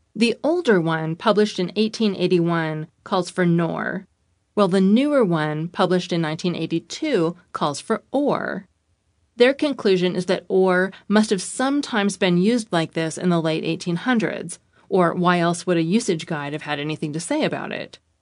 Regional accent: United States; Being an American

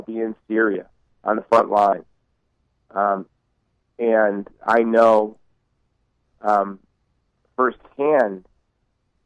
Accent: Honolulu, Hawaii, United States; my hometown, Honolulu, Hawaii.

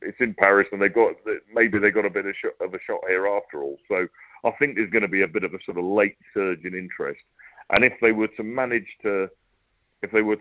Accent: England, United Kingdom

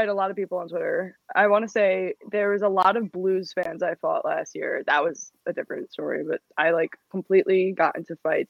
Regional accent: New Jersey, United States; That's why I just say I'm from New Jersey.

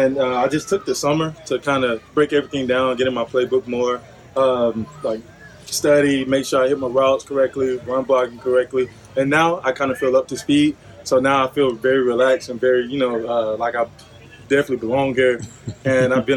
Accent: Atlanta, Georgia, United States; moved away; I grew up in Atlanta

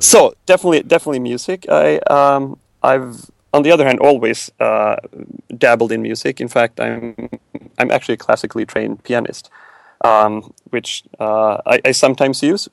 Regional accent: Sweden; moved away as an adult; now in United States; growing growing up in Sweden, I, I grew up very much to to, to the left of, of most people

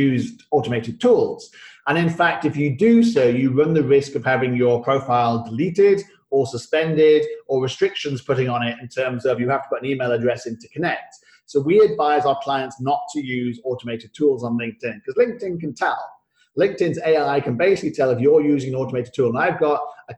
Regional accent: United Kingdom; now in Singapore; my old passport, which I obviously had to renounce for the British passport

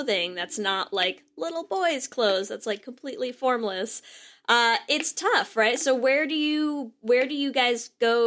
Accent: New England, United States; now in California, United States; I'm from New England originally and out in California now

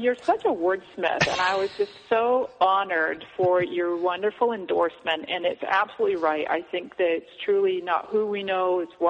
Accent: Scotland, United Kingdom; now in United States; I came to this country from Scotland in 99, and I've always been an entrepreneur since then.

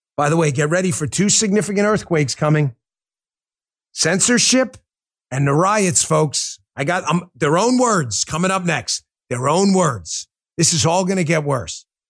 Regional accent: New York, United States; born or raised there

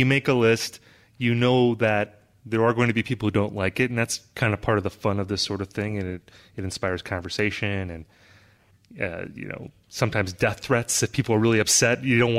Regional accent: United States; as an American who didn't understand any

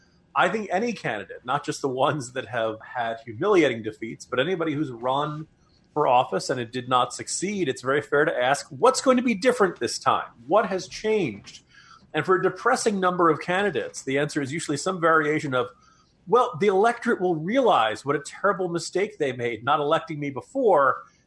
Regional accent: the North, Northern United States, United States; as a Northerner

